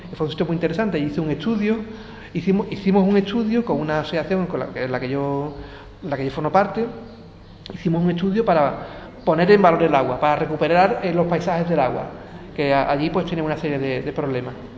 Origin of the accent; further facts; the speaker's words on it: Jerez de la Frontera, Andalusia, Spain; moved away; also born or lived in Seville / Zaragoza; yo vengo de aquí, de Jerez